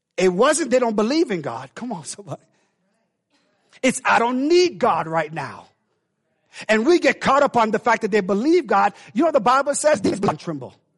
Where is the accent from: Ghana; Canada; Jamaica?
Jamaica; now in United States; we Jamaican in, in, in blood.